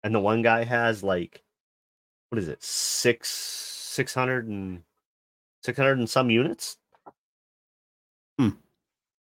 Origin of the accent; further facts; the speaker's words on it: Canada; as a Canadian